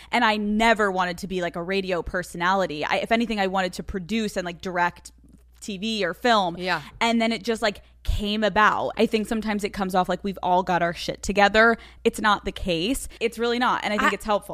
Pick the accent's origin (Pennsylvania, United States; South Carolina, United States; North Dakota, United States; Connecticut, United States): Pennsylvania, United States; I'm from Pennsylvania.